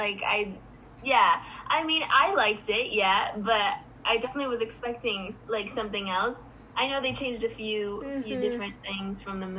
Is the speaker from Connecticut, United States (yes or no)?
no; New York, United States; born there; I try to go as much as possible, because I was born in New York.